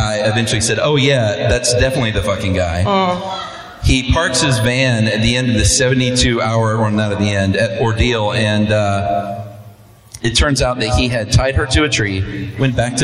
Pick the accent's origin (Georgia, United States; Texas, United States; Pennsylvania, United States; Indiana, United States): Georgia, United States; Atlanta; moved away as an adult; From Atlanta, grew up in DeKalb County. Went to Redan High School and the University